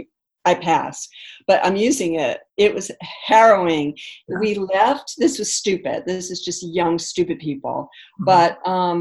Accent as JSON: {"language": "English", "town": "New York City", "region": "New York", "country": "United States", "tie": "born or raised there", "also_born_or_lived": "Boston", "moved": "as an adult", "lives_now": "West Hollywood, United States", "said": "I grew up in New York City"}